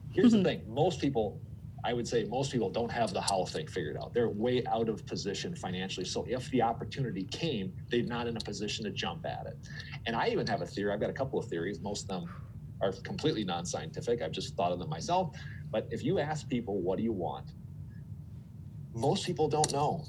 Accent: Twin Cities, Minnesota, United States; also born or lived in Phoenix; I moved from Phoenix to the Twin Cities

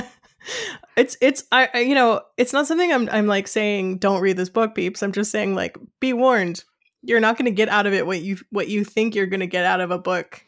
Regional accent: United States; I am an American who's used to reading American books

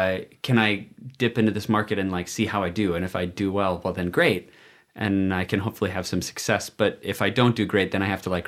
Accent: Bloomington, Minnesota, United States; Bloomington, Minnesota.

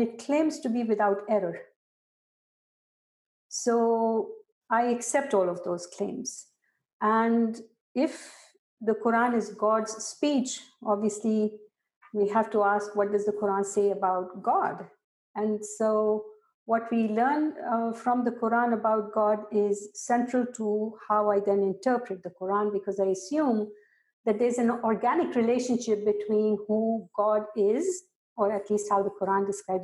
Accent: Pakistan; I grew up in Pakistan

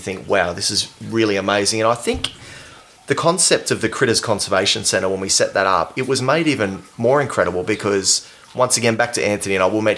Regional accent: Sydney, New South Wales, Australia; moved away; also born or lived in Perth / far north Queensland; When I grew up in Western Sydney

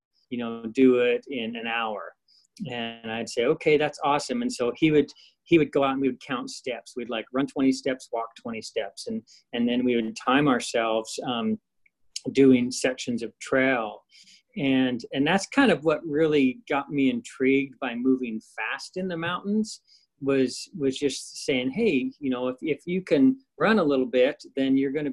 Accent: Idaho, United States; I grew up in Idaho, on the Idaho side of the Tetons

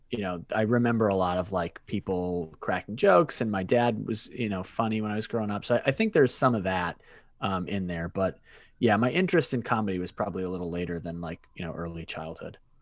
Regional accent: Worcester, Massachusetts, United States; moved away as an adult; also born or lived in Maine / Washington, D.C.; now in Brooklyn, New York, United States; I was born in Worcester, Massachusetts. Um, and I grew up, I grew up there

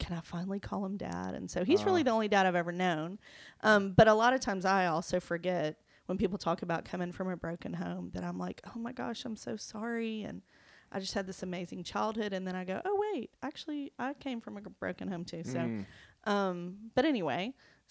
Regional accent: Montgomery, Alabama, United States; also born or lived in Homewood, Alabama; I grew up in Montgomery

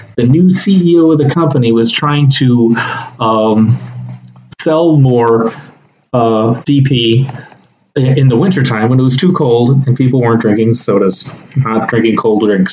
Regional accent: Texas, United States; we both grown up in Texas

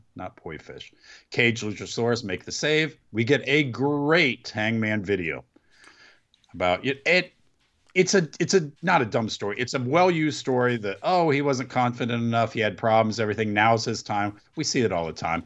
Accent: Mount Sterling, Ohio, United States; my hometown

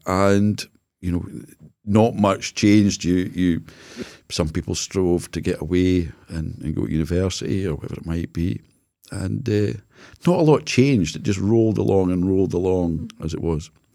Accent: Jedburgh, Scotland, United Kingdom; So I was brought up in Jedburgh

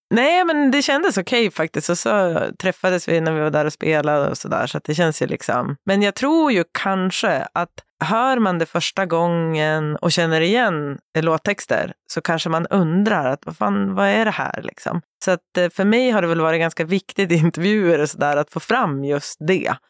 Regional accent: Sundsvall, Västernorrland County, Sweden; moved away as an adult; now in Stockholm, Sweden; jag har ju bott i Stockholm halva mitt liv, men jag kommer från Sundsvall. Så jag flyttade väl till Stockholm när jag var 19, 20

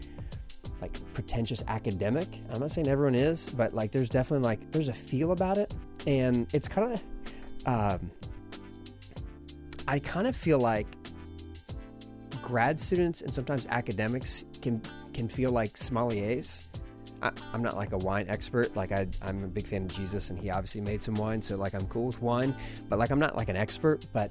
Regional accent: Austin, Texas, United States; also born or lived in Abilene, Texas / Philadelphia; I'm from Austin, Texas

